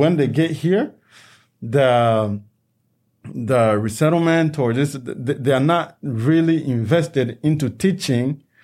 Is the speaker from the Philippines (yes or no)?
no; DR Congo; now in United States; a country where we come from, the Democratic Republic of Congo